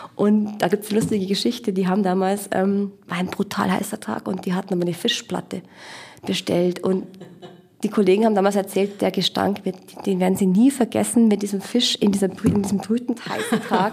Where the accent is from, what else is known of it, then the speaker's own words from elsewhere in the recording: Regensburg, Bavaria, Germany; ich bin eine äh, Regensburger Aborigine, also Ureinwohnerin sozusagen, geboren hier